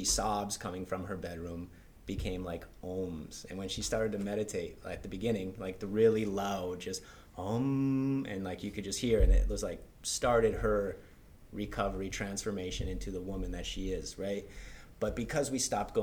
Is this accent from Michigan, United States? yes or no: yes; Hancock, Michigan, United States; moved away as an adult; also born or lived in Prague, Czech Republic / Spain; I'm from Hancock. We grew up, our fathers were good friends from the UP